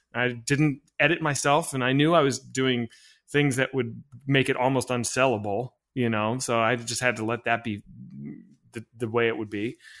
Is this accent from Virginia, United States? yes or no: yes; Arlington, Virginia, United States; I'm from Arlington